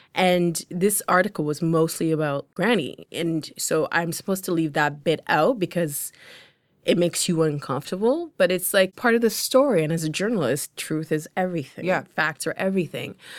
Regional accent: London, Ontario, Canada; English is a second language; I'm from London, Ontario. I'm in Toronto. I don't know anybody. I am 15 years old.

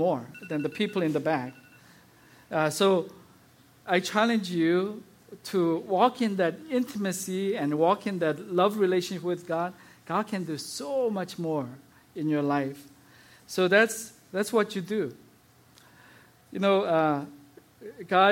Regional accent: South Korea; moved away; As I was growing up in South Korea

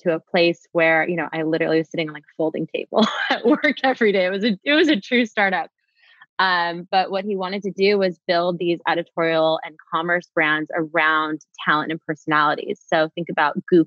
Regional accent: Los Angeles, California, United States; also born or lived in New York; I am from LA, born and raised. I grew up in Topanga Canyon

